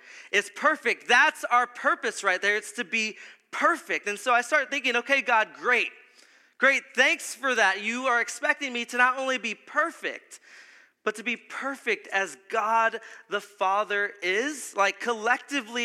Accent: South Texas, United States; we're from South Texas.

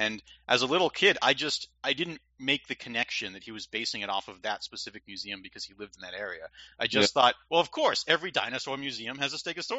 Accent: New Hampshire, United States; moved away; also born or lived in Ohio; I grew up in New Hampshire, and we had quite a substantial woods in our backyard.

